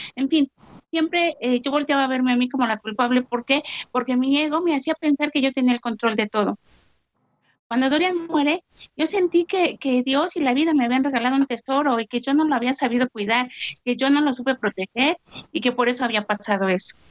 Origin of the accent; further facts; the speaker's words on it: Mexico; soy de México